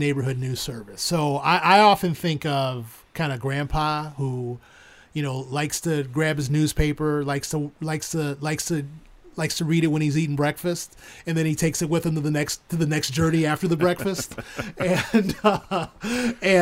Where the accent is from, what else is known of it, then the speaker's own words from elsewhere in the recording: Chicago, Illinois, United States; moved away; growing up in Chicago, you know, I'm a transplant